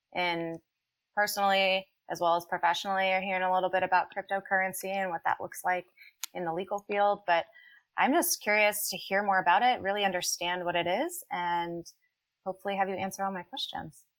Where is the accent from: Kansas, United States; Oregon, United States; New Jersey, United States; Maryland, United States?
Maryland, United States; Annapolis; moved away as an adult; also born or lived in Colorado; now in Chicago, United States; I'm originally from Annapolis, Maryland, and spent about ten years living and working in Colorado, and now I am practicing attorney in Chicago, Illinois